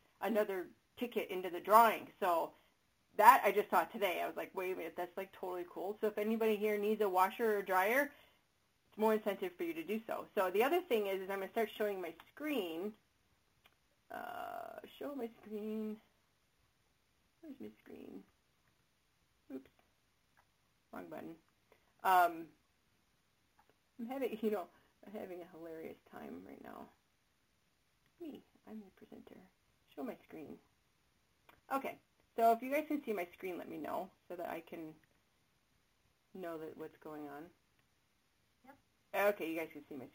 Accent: Chicago, Illinois, United States; accent: Chicago; my soothing Chicago accent voice

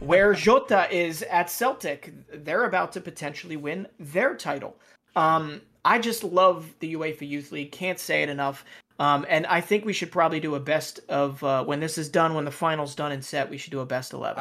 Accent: United States

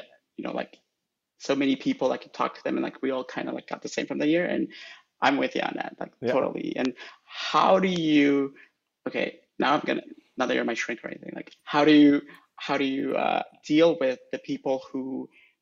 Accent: Honduras; I'm from Honduras

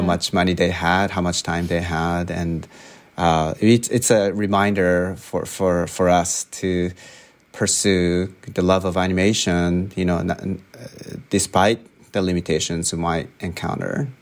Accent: Japan; moved away as an adult; now in United States; I grew up in Japan

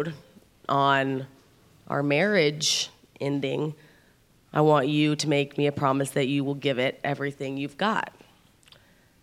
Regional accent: Oklahoma City, Oklahoma, United States; moved away; we're from Oklahoma City, both of us

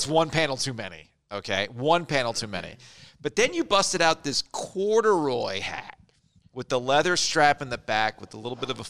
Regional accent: Boca Raton, Florida, United States; When I was growing up in South Florida

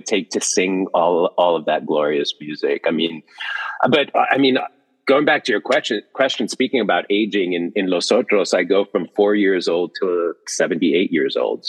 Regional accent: Guatemala; moved away; I'm from Guatemala.

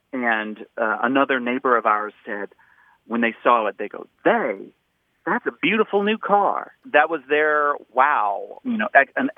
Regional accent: Western North Carolina, United States; now in Dallas, United States; I grew up in Western North Carolina

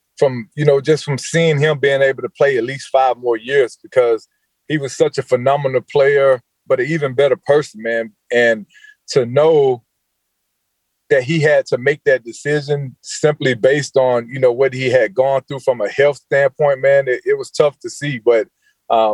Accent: Georgia, United States; moved away as an adult; also born or lived in North Carolina / Los Angeles; After growing up in Georgia my entire life, leaving Georgia, coming right here to Carolina, and being in Carolina for 14 years

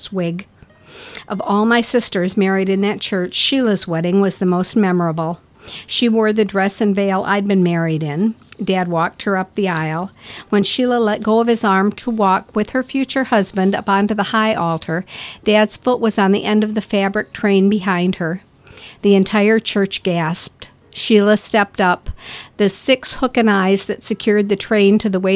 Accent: Lapeer, Michigan, United States; moved away; my hometown for the first of these weddings, Lapeer, Michigan

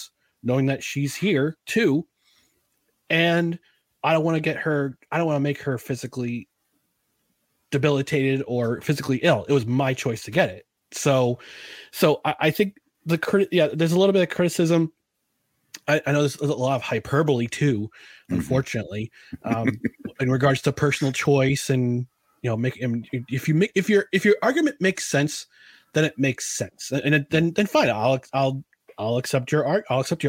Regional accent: United States; I'm an American

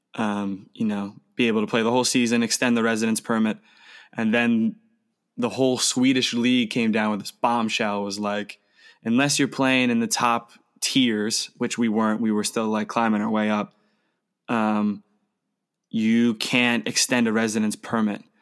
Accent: United States; moved away as an adult; also born or lived in Australia; now in Germany; as an American

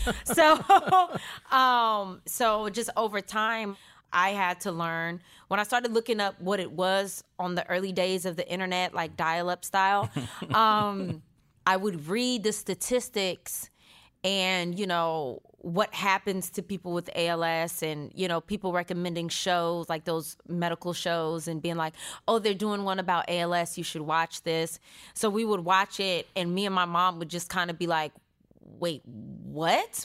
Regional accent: Stockton, California, United States; moved away as an adult; I was born and raised in Stockton, California, two oh nine

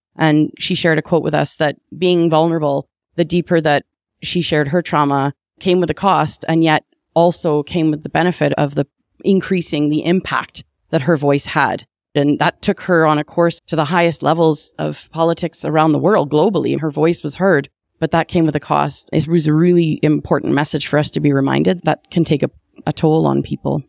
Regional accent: Calgary, Alberta, Canada; I was born in Calgary

